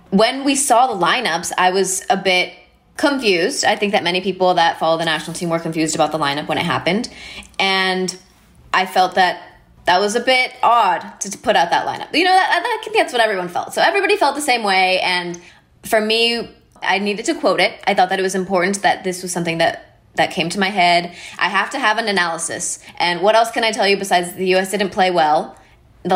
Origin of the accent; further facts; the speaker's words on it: El Paso, Texas, United States; the community that I grew up in is right on the border of Texas and Mexico